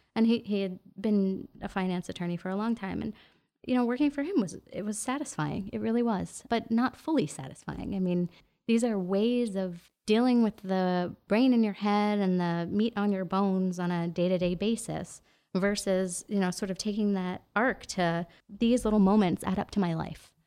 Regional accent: New York City, New York, United States; moved away as an adult; now in Los Angeles, United States; I'm from New York, like New York City, born and raised

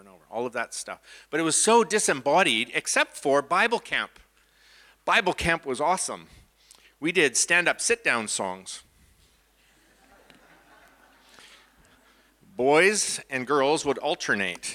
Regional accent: Canada; from Canada

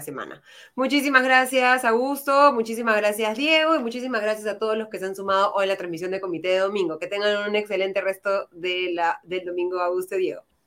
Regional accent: Peru; somos todos los peruanos

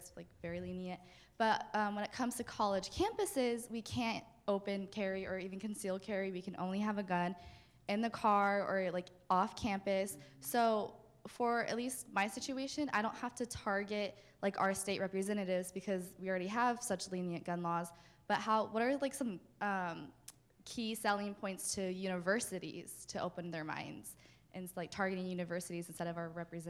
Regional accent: Arizona, United States; I'm from Arizona

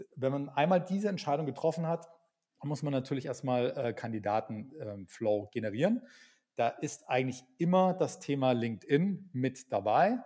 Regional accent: Berlin, Germany; ich bin gerade in Berlin, ich bin auch aus Berlin

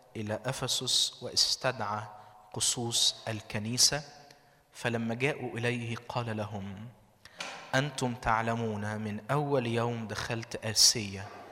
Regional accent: Minya, Minya Governorate, Egypt; من المنيا

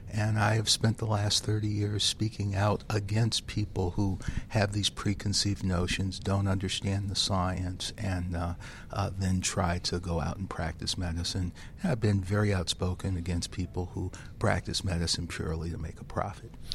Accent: Detroit, Michigan, United States; I grew up in the inner city of Detroit

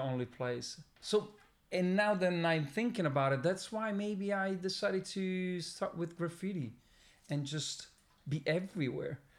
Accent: Milan, Lombardy, Italy; moved away as an adult; now in Sardinia, Italy; the place where I was born and raised

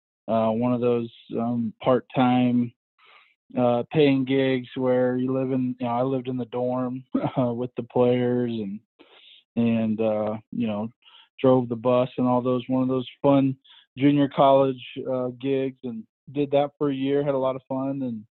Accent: Overland Park, Kansas, United States; also born or lived in Hutchinson, Kansas / Bolivar, Missouri; I grew up in Overland Park.

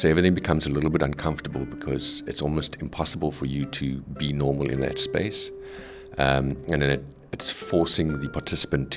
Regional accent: South Africa; now in Netherlands; I'm originally from South Africa

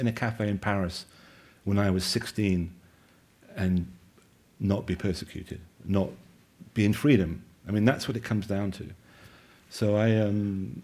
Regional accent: United Kingdom; moved away; I'm obviously a Limey, and I'm an outsider

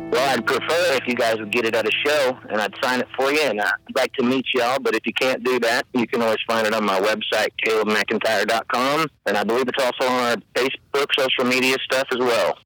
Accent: Ozark Mountains, Missouri, United States; I come from the Ozark Mountains uh, in Missouri. You know, I'm related to Jesse James, and a lot of his family is still around the same parts that I grew up in the Ozark Mountains.

